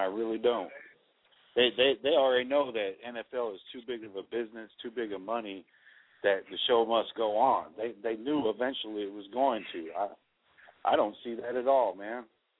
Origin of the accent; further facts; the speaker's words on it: Indiana, United States; accent: drawl; Yeah, and to top it off, I'm from Indiana. Y'all don't even hear that drawl?